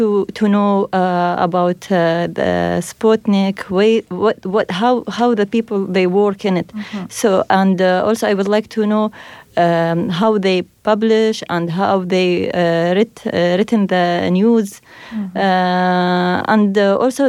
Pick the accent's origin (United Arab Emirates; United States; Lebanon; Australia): United Arab Emirates; I come from United Arab Emirates